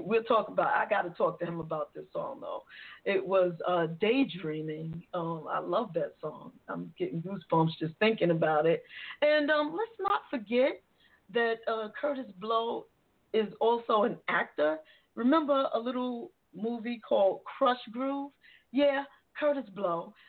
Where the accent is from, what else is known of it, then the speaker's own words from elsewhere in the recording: New York City, New York, United States; I'm from the Bronx. I'm from the Boogie Down